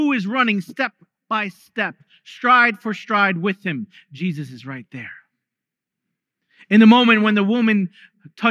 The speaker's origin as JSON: {"language": "English", "region": "New York", "country": "United States", "tie": "born or raised there", "said": "Growing up in New York"}